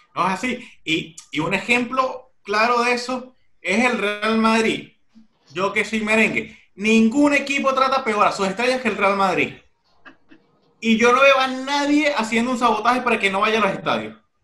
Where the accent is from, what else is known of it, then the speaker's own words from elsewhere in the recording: Venezuela; now in Barcelona, Spain; cuando vivía en Venezuela